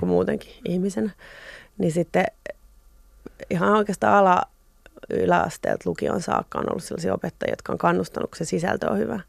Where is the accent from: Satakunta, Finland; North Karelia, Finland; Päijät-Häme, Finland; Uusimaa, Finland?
Uusimaa, Finland; Espoo; Mä olen syntynyt Espoossa, Pohjois-Espoossa.